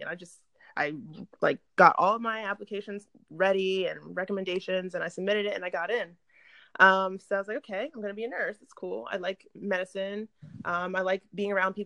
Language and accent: English; Stafford, Virginia, United States; moved away as an adult; also born or lived in Richmond, Virginia; now in Durham, United States; I grew up in Stafford, went to school in Richmond at BCU